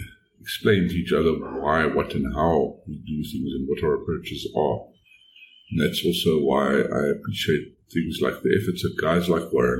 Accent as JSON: {"language": "English", "country": "South Africa", "said": "I am from South Africa"}